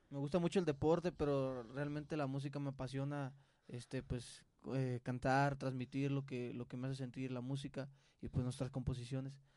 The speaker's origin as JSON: {"language": "Spanish", "town": "Culiacán", "region": "Sinaloa", "country": "Mexico", "said": "Somos de Culiacán, Sinaloa."}